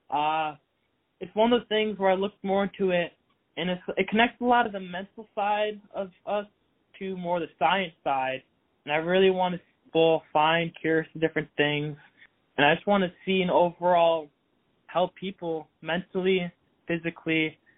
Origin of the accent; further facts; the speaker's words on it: Massachusetts, United States; I lived there for nine years. I moved around Massachusetts three different times.